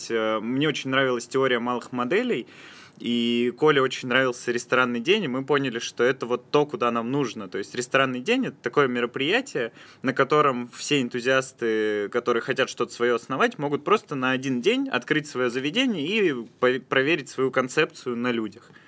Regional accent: Yekaterinburg, Sverdlovsk Oblast, Russia; moved away as an adult; now in Saint Petersburg, Russia; Я …. Вот, э, …. И я приехал в Петербург из Екатеринбурга, чтобы учиться студентом

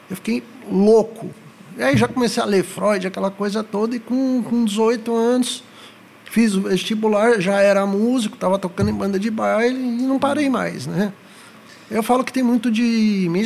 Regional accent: São Paulo, Brazil; now in Goiânia, Brazil; sou da capital.

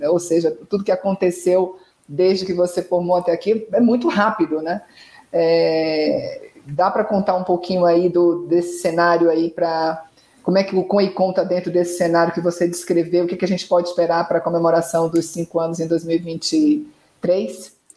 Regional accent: Salvador, Bahia, Brazil; eu que sou de Salvador

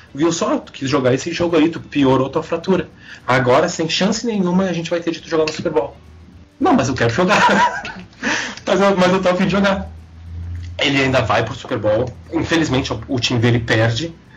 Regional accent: Porto Alegre, Rio Grande do Sul, Brazil; eu venho da periferia da periferia de Porto Alegre. A Restinga

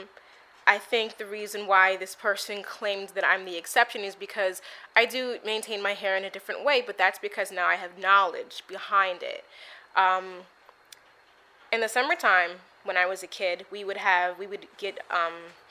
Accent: United States; I'm African American

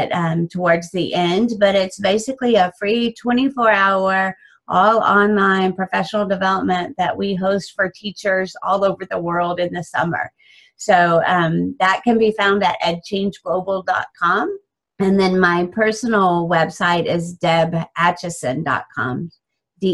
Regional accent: Dallas, Texas, United States; I am from the Dallas, Texas area in the United States.

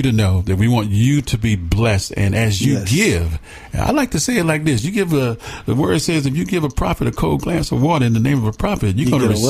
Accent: Atlanta, Georgia, United States; moved away; I was born and raised on the south side near Cascade Heights.

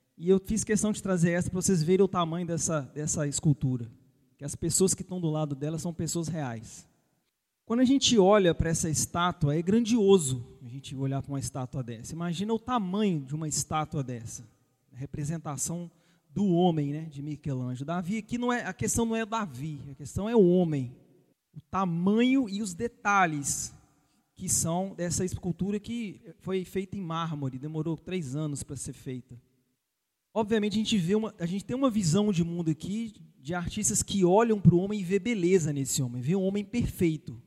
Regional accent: Brazil; vocês e eu, como brasileiros

